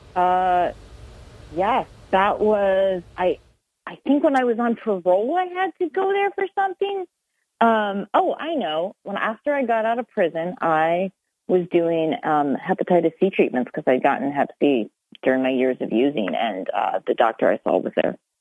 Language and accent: English; Lancaster, Pennsylvania, United States; moved away; also born or lived in Ithaca; I grew up in Lancaster, Pennsylvania